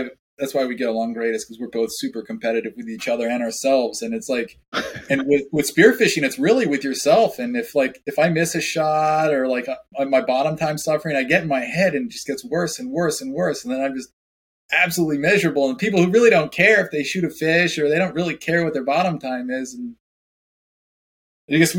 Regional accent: Maryland, United States; I grew up in Maryland, so I did a lot of fishing on the Chesapeake Bay and the eastern shore of Maryland.

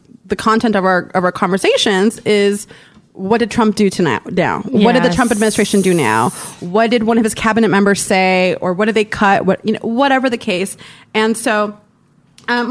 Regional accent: Orange County, California, United States; moved away as an adult; now in Los Angeles, United States; I was raised in Orange County

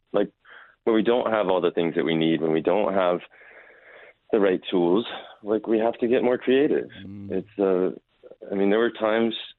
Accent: Raleigh, North Carolina, United States; I grew up here in Raleigh, North Carolina

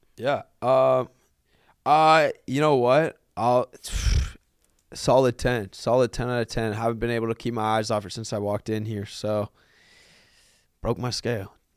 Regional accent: Canada; I'm Canadian

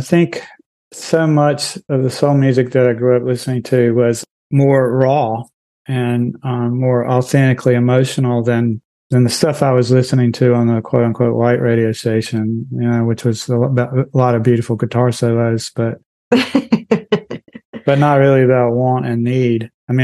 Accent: North Carolina, United States; As you know, growing up in Eastern North Carolina, a large part of any conversation is just trash talk.

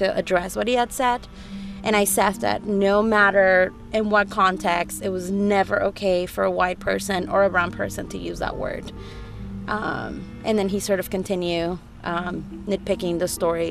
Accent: East Bay, California, United States; it's my hometown paper

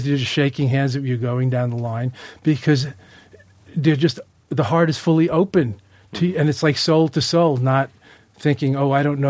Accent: Long Island, New York, United States; where I grew up in Long Island

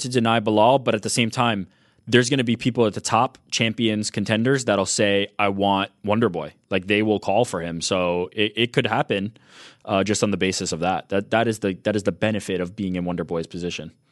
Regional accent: New York City, New York, United States; I'm from Queens.

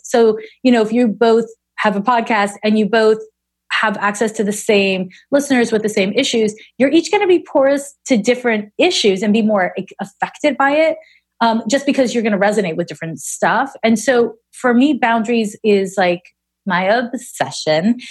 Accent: Montreal, Quebec, Canada; moved away as an adult; also born or lived in San Francisco; now in Oakland, United States; I'm from Montreal

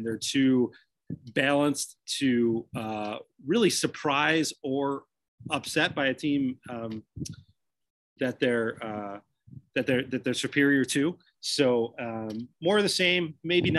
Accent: New Lenox, Illinois, United States; my hometown of Proud Americans down in New Lenox

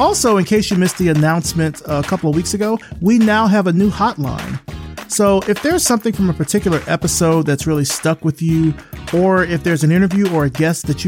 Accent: Selma, Alabama, United States; my hometown of Selma, Alabama

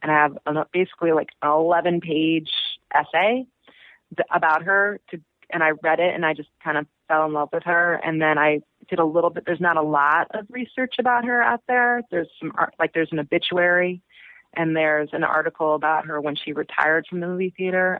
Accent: Chicago, Illinois, United States; now in New York, United States; I'm originally from Chicago

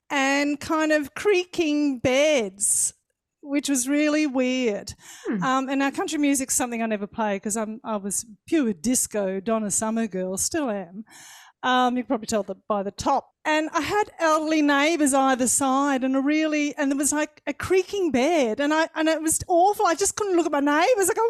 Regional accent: Victoria, Australia; I thought you needed an Australian voice.

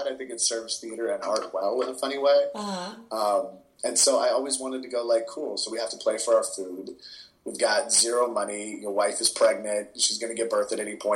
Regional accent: Bay Area, California, United States; moved away as an adult; now in New York, United States; I grew up in the Bay Area theater community

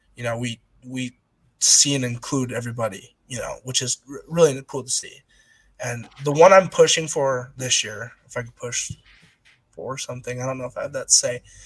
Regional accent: Utah, United States; moved away as an adult; now in Oregon, United States; growing up in Utah

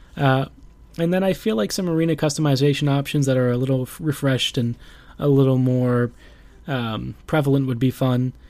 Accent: Baltimore, Maryland, United States; my hometown of Baltimore

